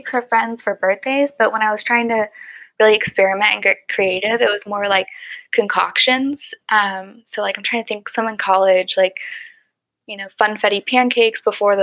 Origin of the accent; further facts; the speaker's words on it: Dallas, Texas, United States; also born or lived in Michigan; I grew up here in Dallas, Texas